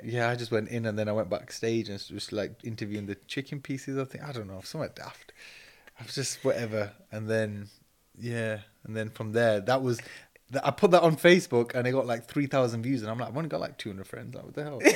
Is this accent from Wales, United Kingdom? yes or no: no; Manchester, North West England, United Kingdom; moved away; also born or lived in Leeds; I grew up in Cheatham Mill in Manchester